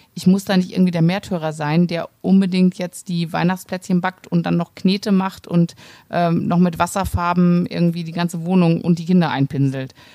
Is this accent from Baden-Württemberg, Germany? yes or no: no; Cologne, North Rhine-Westphalia, Germany; ich komme ja aus Köln.